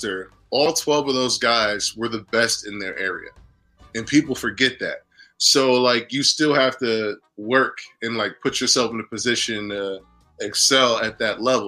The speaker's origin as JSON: {"language": "English", "region": "New York", "country": "United States", "tie": "born or raised there", "said": "I grew up in New York. My parents are from Alabama"}